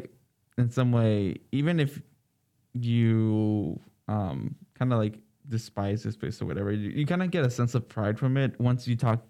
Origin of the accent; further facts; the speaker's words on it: California, United States; born there; also born or lived in Minnesota / El Salvador / Virginia; now in Alaska, United States; Born in California, moved to Minnesota, El Salvador, Virginia, and now here.